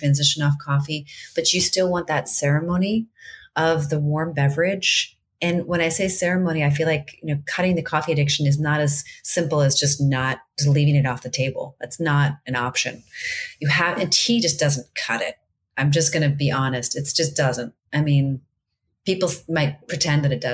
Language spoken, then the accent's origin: English; D.C., Virginia, United States; also born or lived in Maryland; I grew up in Virginia outside of Washington, D.C.